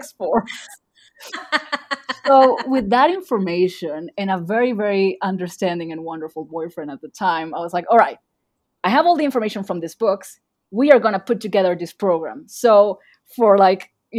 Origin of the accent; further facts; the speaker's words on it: Argentina; first language Spanish; English is a second language; I'm from Argentina.